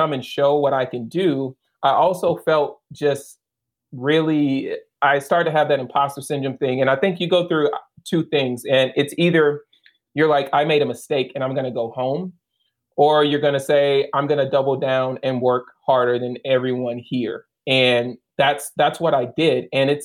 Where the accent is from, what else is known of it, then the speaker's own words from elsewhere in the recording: the South, United States; I feel like they treat us differently because we're from the South.